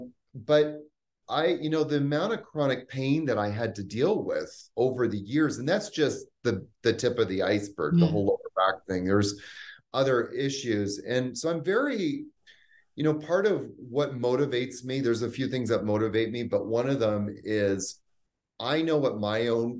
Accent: Canada; also born or lived in New York / Haiti / Bahamas; now in Costa Rica; I'm originally from Canada. I lived in New York for 10 years. I also lived in the Haiti and the Bahamas

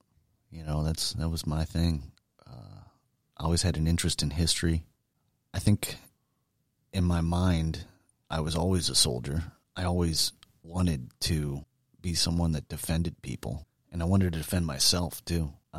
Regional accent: Boone Grove, Indiana, United States; I was born in Northwest Indiana, grew up in a little town called Boone Grove. It was a small farming community, no stoplights, no commercial businesses, but not that far outside of Chicago.

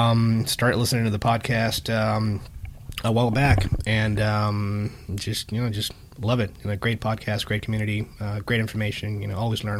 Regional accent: Miami, Florida, United States; I am originally from Miami, Florida.

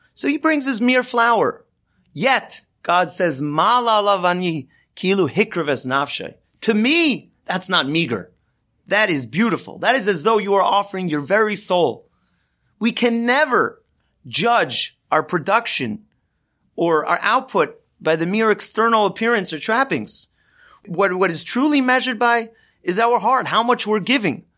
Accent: Los Angeles, California, United States; I grew up in Los Angeles, and I grew up following the Dodgers.

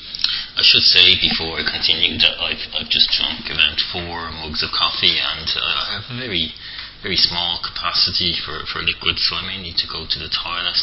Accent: Ireland; accent: Irish; my Irish accent

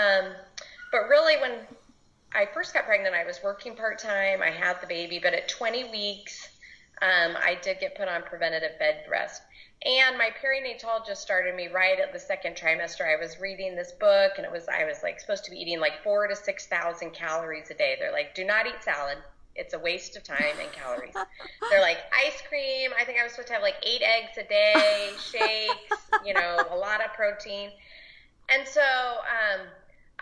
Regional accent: Phoenix, Arizona, United States; now in San Diego, United States; I was actually raised in Phoenix

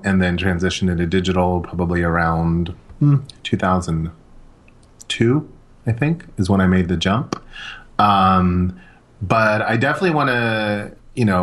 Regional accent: Los Angeles, California, United States; growing up in Los Angeles

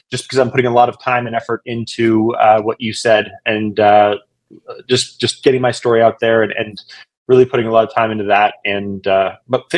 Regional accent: Canada; moved away as an adult; now in Fort Worth, United States; I'm originally from Canada

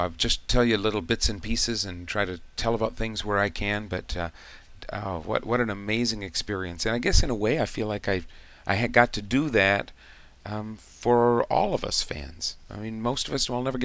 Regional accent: United States; as an American

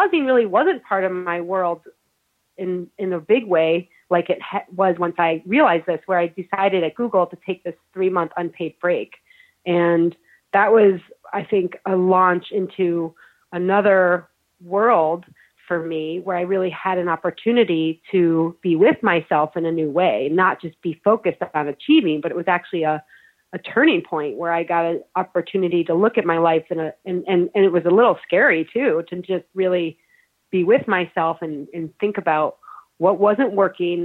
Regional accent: Syracuse, New York, United States; I was raised in the Rust Belt in Syracuse, New York

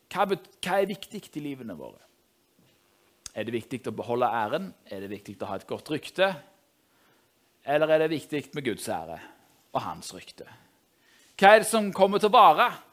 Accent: Norway; jeg er jo nordmann, jeg òg

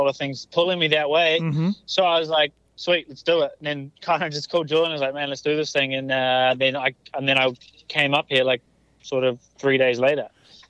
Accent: New Zealand; moved away; I came to America from New Zealand as well with quite big goals and dreams and all that stuff.

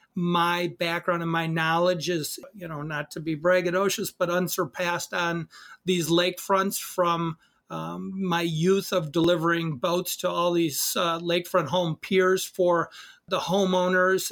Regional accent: Fontana-on-Geneva Lake, Wisconsin, United States; I grew up in the Lake Geneva area in Fontana

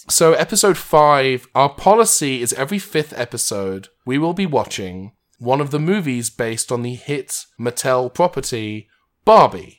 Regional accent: United Kingdom; also born or lived in Los Angeles; There was one in my hometown

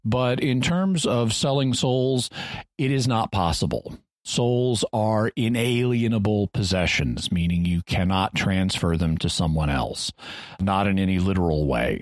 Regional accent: Branson, Missouri, United States; I grew up near Branson, Missouri

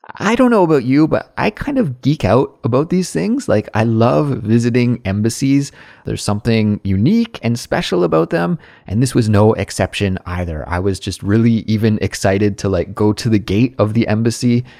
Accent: Canada; moved away as an adult; now in Seoul, South Korea; I'm from Canada.

